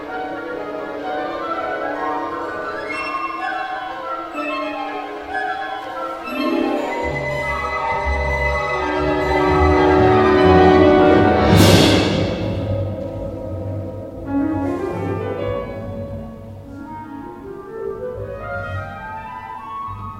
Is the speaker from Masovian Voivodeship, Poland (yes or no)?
no; Jelenia Góra, Lower Silesian Voivodeship, Poland; now in Katowice, Poland; I'm from Jelenia Góra, so I came to Katowice to study here.